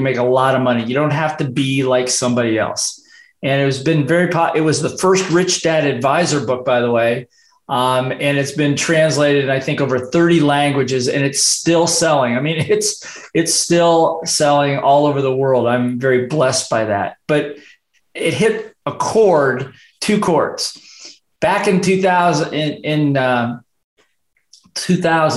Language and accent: English; Midwest, United States; moved away as an adult; also born or lived in Hawaii; I grew up in the Midwest, got sick and tired of the weather there, and I got out of university and decided to move to Hawaii